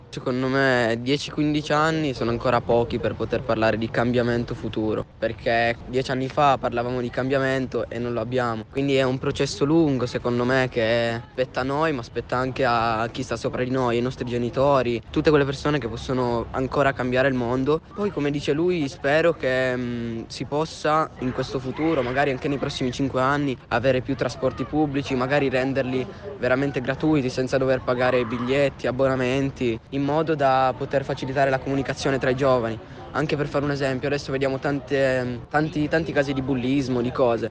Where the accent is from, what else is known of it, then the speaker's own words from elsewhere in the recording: Rivalta di Torino, Piedmont, Italy; vengo da Rivalta